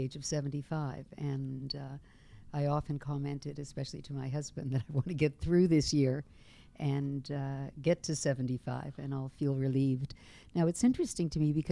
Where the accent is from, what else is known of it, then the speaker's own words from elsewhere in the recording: Toronto, Ontario, Canada; also born or lived in Montreal; I was born in Toronto, right here in our fair city.